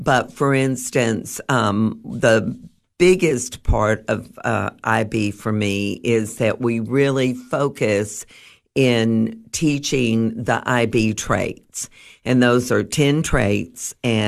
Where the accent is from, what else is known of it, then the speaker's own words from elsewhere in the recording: Alaska, United States; born there; also born or lived in Guam / Germany; I was born in Alaska before it was a state. That gives you a little bit of a history of how old I am.